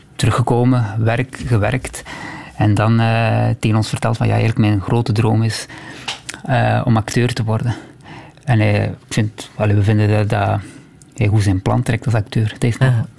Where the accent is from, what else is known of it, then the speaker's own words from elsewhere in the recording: Temse, Flanders, Belgium; jongen, opgegroeid in Temse